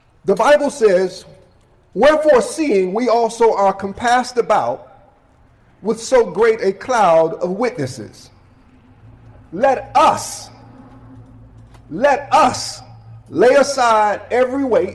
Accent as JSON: {"language": "English", "region": "Michigan", "country": "United States", "moved": "yes", "lives_now": "High Point, United States", "said": "I'm originally from Michigan"}